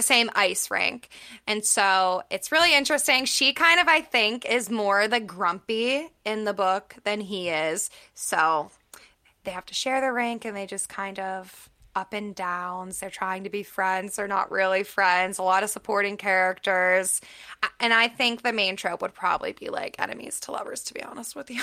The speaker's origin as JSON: {"language": "English", "town": "Pittsburgh", "region": "Pennsylvania", "country": "United States", "moved": "yes", "said": "I'm from Pittsburgh"}